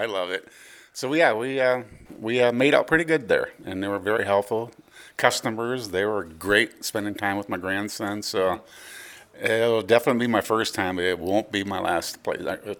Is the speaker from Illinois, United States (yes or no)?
yes; Galena, Illinois, United States; I am from Galena, Illinois.